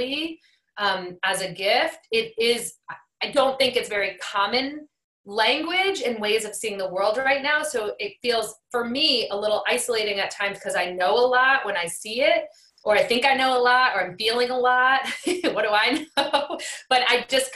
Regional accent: New England, United States; I'm from New England

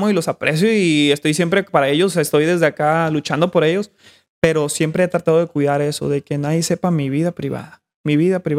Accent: Mexico; No, yo soy de México.

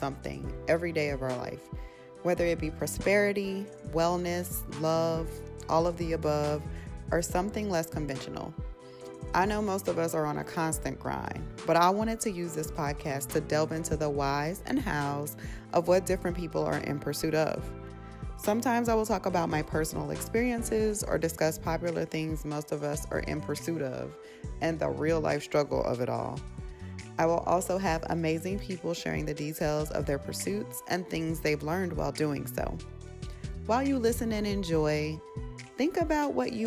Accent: St. Louis, Missouri, United States; moved away as an adult; now in Dallas, United States; I am from St. Louis. I've been in Dallas for about 2.5 years now

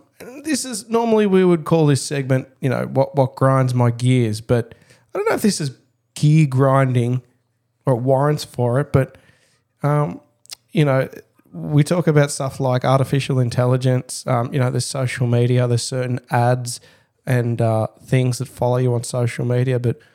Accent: Dandenong North, Victoria, Australia; Look, I come from Dandenong North. So famously in suburban Melbourne, Dandenong, there's the Dandenong Creek system

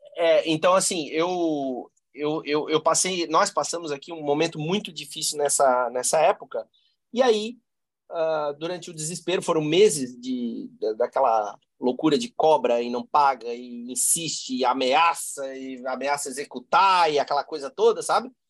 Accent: Blumenau, Santa Catarina, Brazil; somos é, nascidos e criados aqui, né? Então somos filhos da, da terra aqui

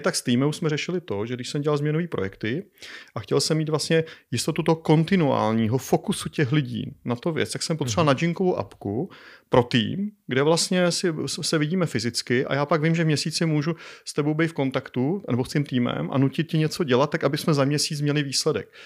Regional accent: Czechia; also born or lived in Colorado, United States; jako správný Čech

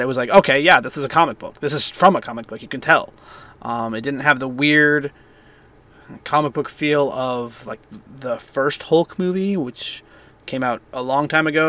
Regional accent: Bay Area, California, United States; I grew up in the Bay Area mostly

